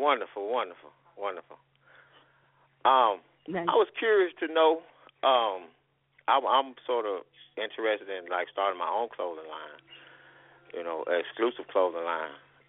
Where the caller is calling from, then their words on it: Selma, Alabama, United States; I'm calling from Selma, Alabama.